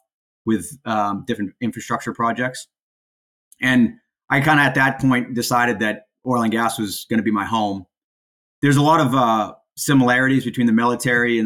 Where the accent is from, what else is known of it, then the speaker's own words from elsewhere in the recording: Portland, Maine, United States; also born or lived in Fort Hood, Texas / Sanford, Maine; born and raised in Portland, Maine. So been in Maine my entire life